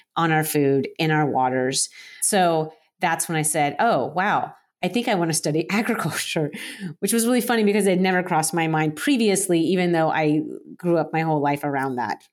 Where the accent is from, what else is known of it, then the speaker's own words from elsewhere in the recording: Florida, United States; now in Portland, United States; I am currently in Portland, Oregon, but I'm originally from Florida. I grew up, uh, on the Space Coast